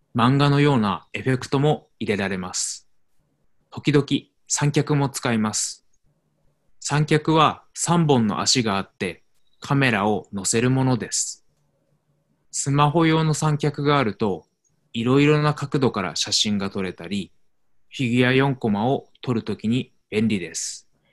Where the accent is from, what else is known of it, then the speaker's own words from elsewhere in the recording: Tokyo, Japan; moved away as an adult; also born or lived in Arizona, United States; 私は日本の東京出身ですが、アメリカのアリゾナ州にも住んでいました。去年、東京に戻りました。